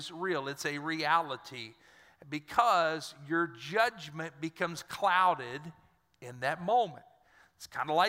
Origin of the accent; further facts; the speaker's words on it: Dry Prong, Louisiana, United States; I'm from Dry Prong